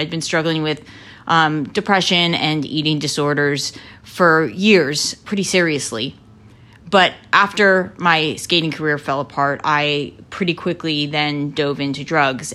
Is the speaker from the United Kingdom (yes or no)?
no; Lancaster, Pennsylvania, United States; I grew up in Lancaster, Pennsylvania, in the heart of Amish country.